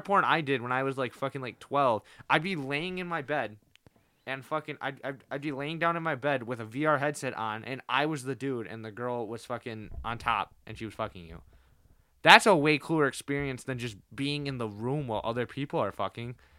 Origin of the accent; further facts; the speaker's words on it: United States; I'm American